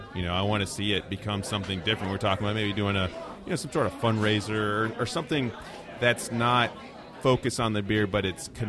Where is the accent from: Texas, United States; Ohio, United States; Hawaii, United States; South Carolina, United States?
Ohio, United States; Athens; I'm from Athens